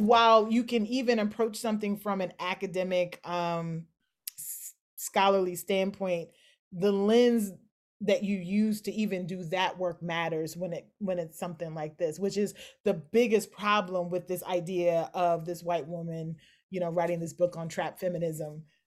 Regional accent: Kentucky, United States; moved away; also born or lived in Philadelphia; I'm born and raised in Kentucky

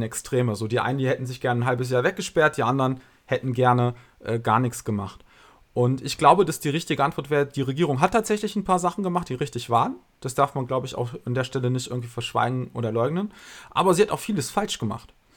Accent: Germany; Ich bin hier geboren, ich bin hier aufgewachsen, ich bin zur Schule gegangen, habe hier studiert

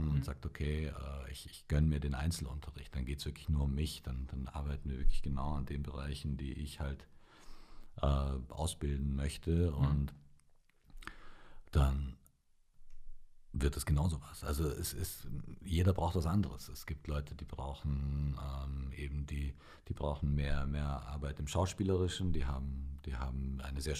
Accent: Bavaria, Germany; also born or lived in Romania; also ich bin in Rumänien geboren

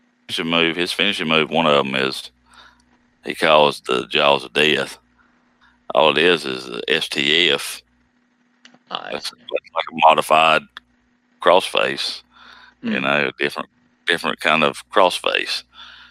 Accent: the Carolinas, United States; accent: southern; I'm from the Carolinas

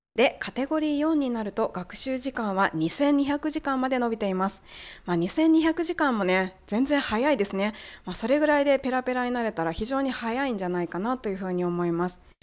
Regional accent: Japan; 私たち日本人

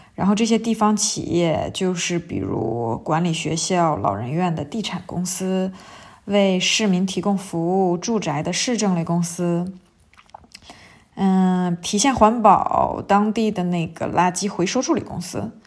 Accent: China; 我们中国人

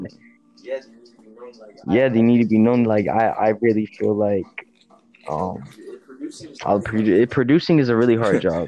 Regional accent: Florida, United States; I'm from Florida, bro. I'm repping my Florida

